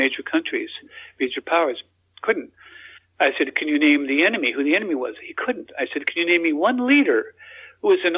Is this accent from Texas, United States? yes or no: yes; Texas, United States; also born or lived in Australia; I'm an American too. I was born in Texas